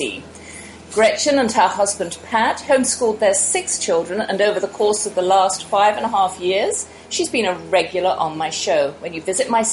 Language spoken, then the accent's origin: English; United Kingdom; I'm a British homeschooler with her own radio show